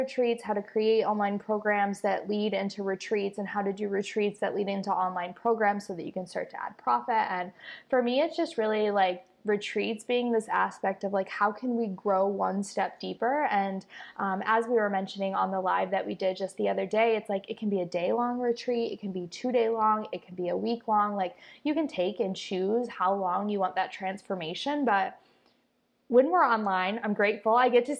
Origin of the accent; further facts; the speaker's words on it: Costa Rica; and now mostly here in Costa Rica, my home country that I tried to leave, and it just keeps calling me back.